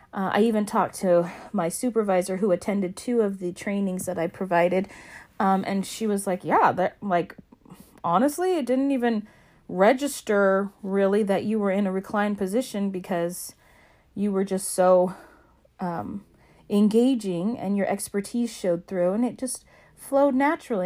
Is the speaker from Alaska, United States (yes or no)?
yes; Alaska, United States; my home state of Alaska